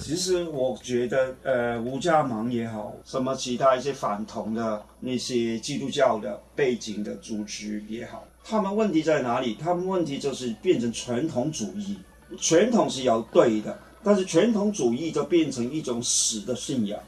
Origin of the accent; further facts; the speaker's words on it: Hong Kong; moved away as an adult; also born or lived in Taiwan; now in Taipei, Taiwan; 我是，呃，现在同光长老教会的牧师，但是我原来是香港国人